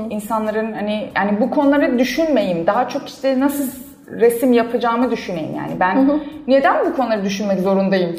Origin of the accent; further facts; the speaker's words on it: Iran; now in Turkey; bir İranlı olarak e, Türkiye'de